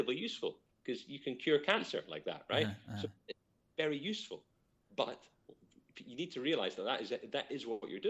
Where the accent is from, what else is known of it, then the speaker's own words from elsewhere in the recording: Scotland, United Kingdom; I'm Scottish.